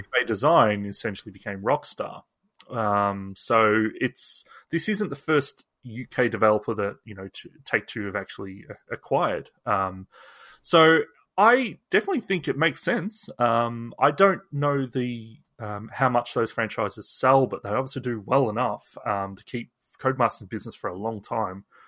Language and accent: English; Australia; also born or lived in England; as an Australian that also, you know, I'm, half of my f, family is English, half of my, um, is Australian